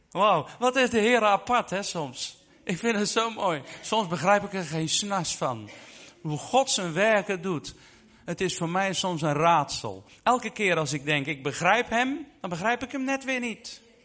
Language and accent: Dutch; Netherlands; ik ben zelf Nederlander